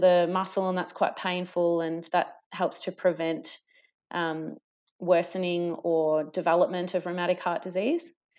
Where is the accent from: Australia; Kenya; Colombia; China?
Australia; Gippsland, Victoria; moved away as an adult; also born or lived in Traralgon, Victoria / Warragul, Victoria / Darwin; now in Melbourne, Australia; I'm, um, a Gippsland girl. So I grew up in Country Victoria